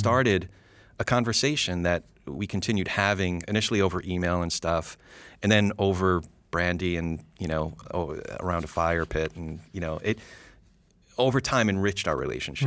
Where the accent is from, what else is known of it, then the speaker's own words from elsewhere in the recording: New Jersey, United States; I'm a Jew from Jersey